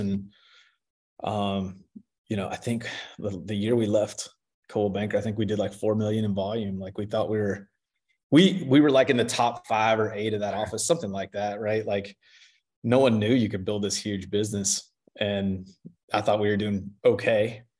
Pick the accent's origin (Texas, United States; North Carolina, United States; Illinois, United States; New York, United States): North Carolina, United States; Charlotte; born there; So I was born in Charlotte. So that makes me kind of a unicorn here.